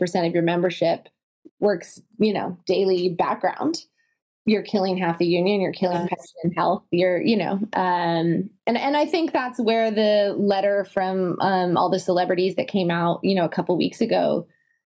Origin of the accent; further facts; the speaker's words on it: Italy; now in United States; I grew up in Italy, half here and half in the States.